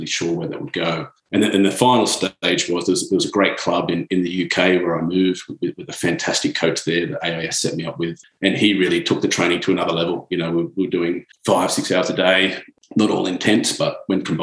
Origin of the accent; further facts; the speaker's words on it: Sydney, New South Wales, Australia; moved away as an adult; also born or lived in Europe; from being a kid sort of growing up with the sport in Sydney